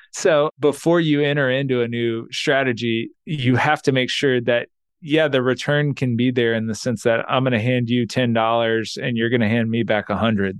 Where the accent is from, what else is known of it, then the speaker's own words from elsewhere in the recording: Texas, United States; I'm from Texas, and we have these gas stations called Buc-ee's